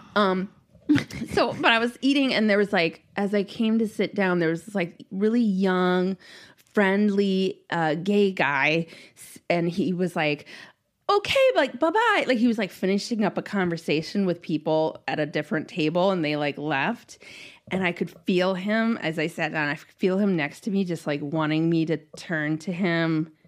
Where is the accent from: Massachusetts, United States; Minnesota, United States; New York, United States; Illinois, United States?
Minnesota, United States; I'm too Minnesotan